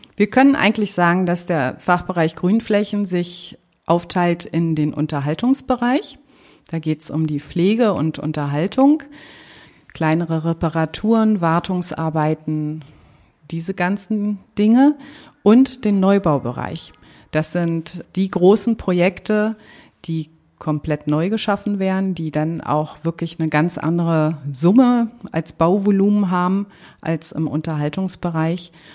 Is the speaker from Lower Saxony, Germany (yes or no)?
no; Berlin, Germany; also born or lived in Lisbon, Portugal; bin ich aber aufgewachsen in Marienfelde, hier im Süden von Berlin